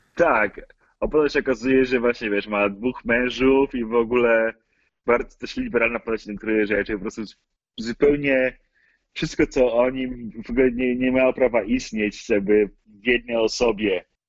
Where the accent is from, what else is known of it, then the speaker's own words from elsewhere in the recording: Poland; moved away as an adult; now in United States; ja się urodziłem w Stanach, tylko że my rodzice wrócili do Polski, jak miałem może około kilka miesięcy